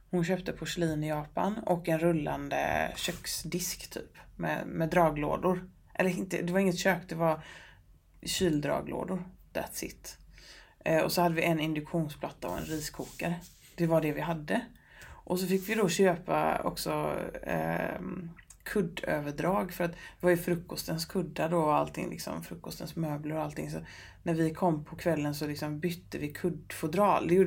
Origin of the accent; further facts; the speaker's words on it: Gothenburg, Västra Götaland, Sweden; men jag är från Göteborg, jag vet att det finns god fisk här